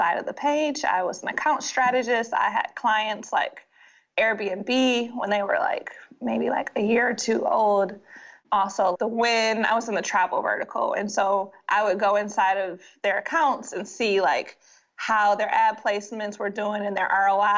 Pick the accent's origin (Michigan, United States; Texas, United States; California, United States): Michigan, United States; Detroit; I'm from Detroit